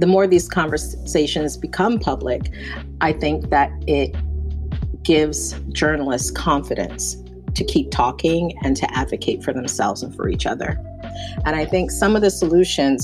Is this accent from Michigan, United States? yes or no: no; New York City, New York, United States; also born or lived in Barbados; I'm from Barbados in the Caribbean. I came to the United States when I was 9. I live in New York City now, grew up here